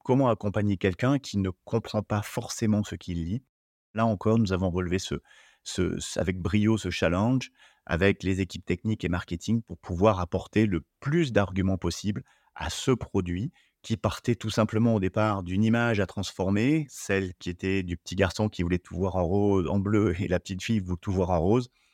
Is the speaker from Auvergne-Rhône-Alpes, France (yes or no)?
no; Limousin, Nouvelle-Aquitaine, France; moved away as an adult; also born or lived in Paris region / United States / Spain; revenir dans ma région d'origine